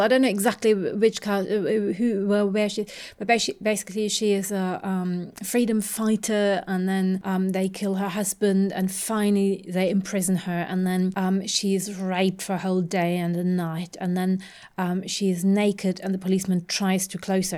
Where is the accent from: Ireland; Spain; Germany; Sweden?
Germany; having grown up in Germany